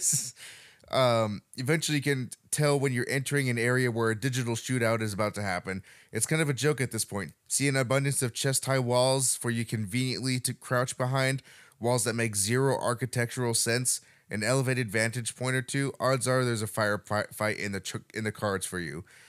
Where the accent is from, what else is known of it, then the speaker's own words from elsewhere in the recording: Montana, United States; growing up in Montana